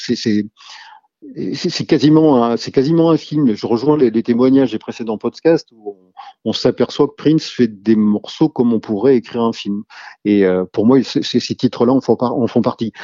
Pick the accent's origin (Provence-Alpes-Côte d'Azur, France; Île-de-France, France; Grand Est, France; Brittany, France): Brittany, France; Rennes; je suis originaire de Rennes. Rennes, dans les années 80-90, c'est plutôt une scène rock